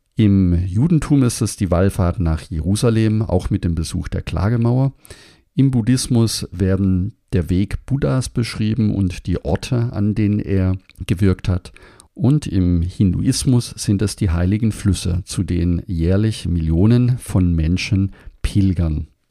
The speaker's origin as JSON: {"language": "German", "town": "Überlingen", "region": "Baden-Württemberg", "country": "Germany", "tie": "born or raised there", "said": "dass ich am Bodensee aufgewachsen bin in Überlingen"}